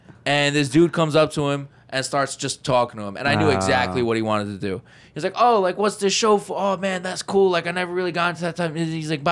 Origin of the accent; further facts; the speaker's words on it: New York City, New York, United States; as a New Yorker